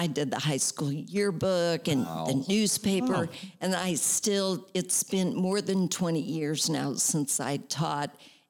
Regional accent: St. Louis, Missouri, United States; Well, I grew up in St. Louis, Missouri.

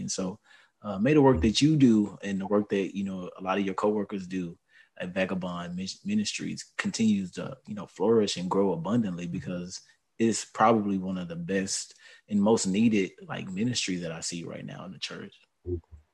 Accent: Houston, Texas, United States; I'm from Houston, and I'm born and raised here

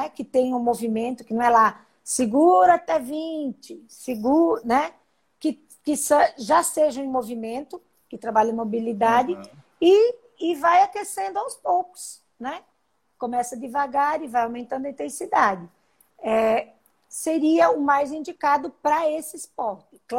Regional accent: Paraná, Brazil; Sou paranaense.

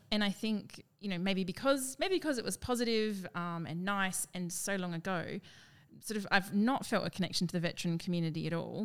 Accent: Perth, Western Australia, Australia; moved away as an adult; also born or lived in Brisbane; Perth, which is my hometown

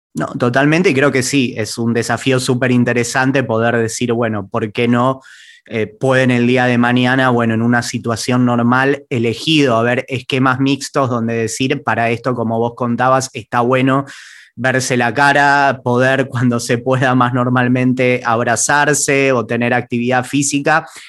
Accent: Argentina

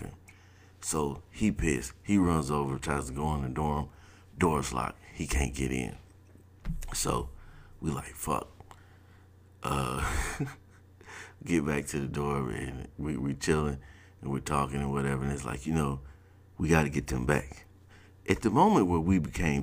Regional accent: South Georgia, United States; moved away as an adult; Now I'm coming from South Georgia

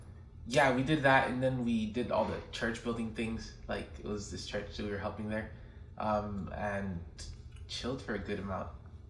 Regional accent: Maryland, United States; I was born in Maryland

